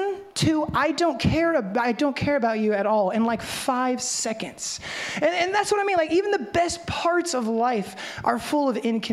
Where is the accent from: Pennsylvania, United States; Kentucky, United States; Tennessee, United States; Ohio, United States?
Tennessee, United States; Memphis; I'm from Memphis, but there's no turning of the cheek where I come from